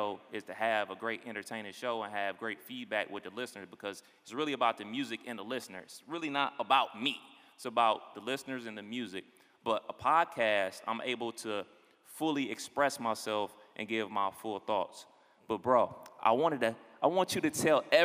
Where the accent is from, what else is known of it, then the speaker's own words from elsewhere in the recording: Cleveland, Ohio, United States; also born or lived in Dayton, Ohio; I'm originally from Cleveland, Ohio